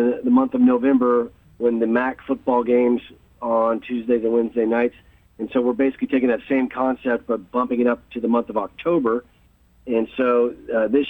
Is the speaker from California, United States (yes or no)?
no; Texas, United States; moved away; I'm from Texas, and my family lives in Houston